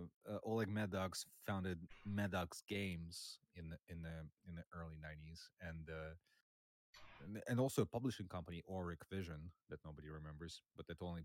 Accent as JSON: {"language": "English", "country": "Russia", "tie": "born or raised there", "moved": "as an adult", "lives_now": "United States", "said": "I grew up in Russia. I was born in USSR, grew up in Russia, where I played a lot of DOS games, as one did, I hope, at the time. And eventually I moved to the United States about 16 years ago"}